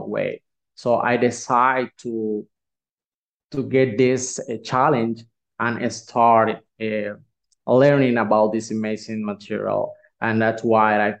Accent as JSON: {"language": "English", "country": "Nicaragua", "said": "I'm from Nicaragua"}